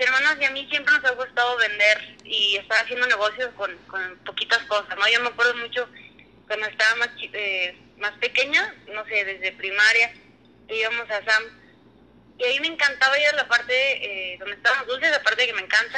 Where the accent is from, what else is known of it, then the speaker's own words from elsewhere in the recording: Durango, Mexico; moved away as an adult; also born or lived in León; now in Aguascalientes, Mexico; soy de Durango, eh, tengo 28 años.